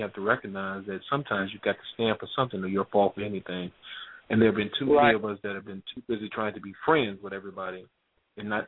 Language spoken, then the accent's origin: English; Cleveland, Ohio, United States; I was born and raised in Cleveland, Ohio.